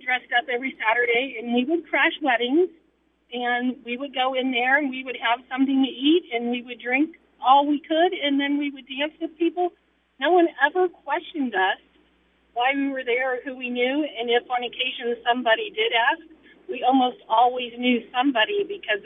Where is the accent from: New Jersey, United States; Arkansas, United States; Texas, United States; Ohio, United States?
Ohio, United States; Youngstown; I grew up in Youngstown, and I graduated from high school way back in 1982.